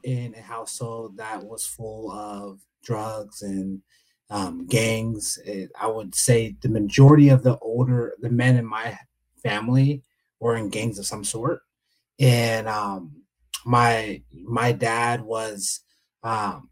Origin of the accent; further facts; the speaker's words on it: San Diego, California, United States; I'm from San Diego